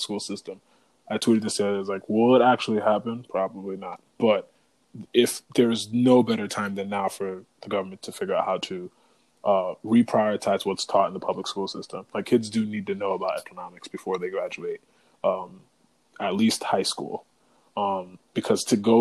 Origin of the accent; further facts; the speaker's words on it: Connecticut, United States; growing up in the Connecticut school system